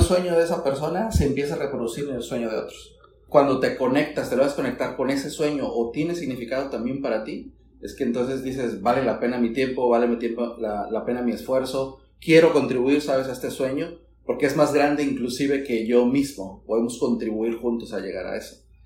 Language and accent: Spanish; Sinaloa, Mexico; yo soy originario de Sinaloa